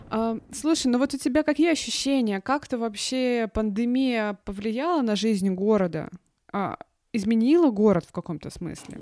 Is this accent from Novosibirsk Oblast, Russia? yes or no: no; Khabarovsk, Khabarovsk Krai, Russia; moved away; Я сама родом из Хабаровска